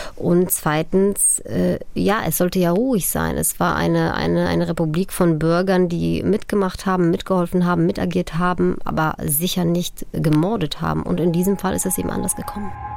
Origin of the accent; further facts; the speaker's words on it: Upper Silesia, Poland; Ich bin 1983 äh, in Oberschlesien äh, geboren